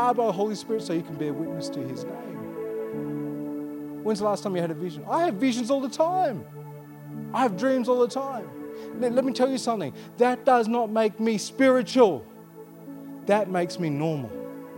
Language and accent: English; Armadale, Western Australia, Australia; I'm a sandgroper. I was born here. I grew up in Armidale.